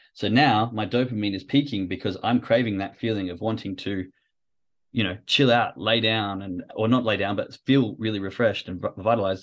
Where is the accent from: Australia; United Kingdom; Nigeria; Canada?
Australia; moved away as an adult; now in Germany; growing up in Australia, being from, you know, first world country